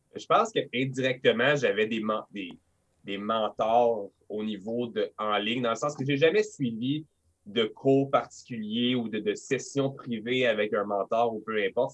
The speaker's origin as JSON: {"language": "French", "town": "Montreal", "region": "Quebec", "country": "Canada", "accent": "Quebec", "said": "je suis québécois, je suis à Montréal, 514 euh, Montréal."}